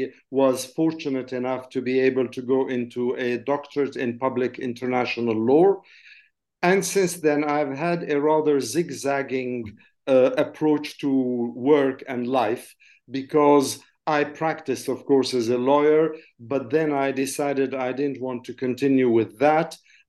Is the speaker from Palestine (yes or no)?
yes; Jerusalem, Palestine; English is a second language; moved away; also born or lived in Jordan / France; I was born in Jordan. I grew up for my first years in Jerusalem. My family came from Jerusalem. And then I left and went and continued my studies in France.